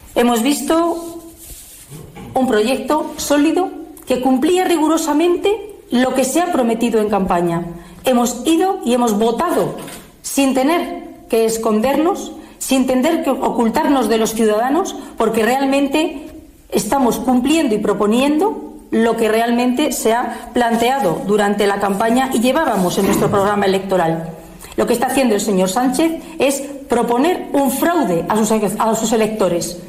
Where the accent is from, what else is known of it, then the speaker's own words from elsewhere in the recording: Spain; como piloto español